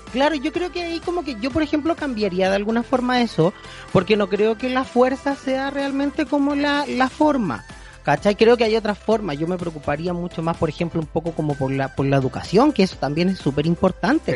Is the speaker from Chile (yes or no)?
yes; Chile